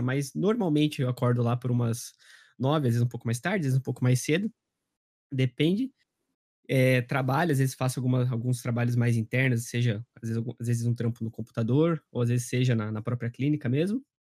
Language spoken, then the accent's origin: Portuguese; Curitiba, Paraná, Brazil; eu tenho 24 anos e eu sou de Curitiba